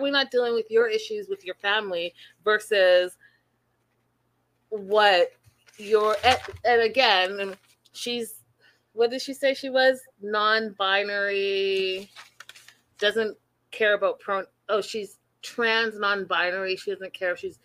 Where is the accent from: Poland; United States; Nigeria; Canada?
Canada; I am Canadian